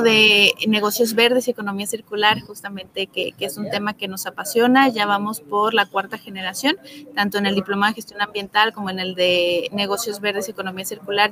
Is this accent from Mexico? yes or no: yes; Guadalajara, Jalisco, Mexico; moved away as an adult; now in Quintana Roo, Mexico; yo soy originaria de Guadalajara, Jalisco, pero ya llevo siete años en Quintana Roo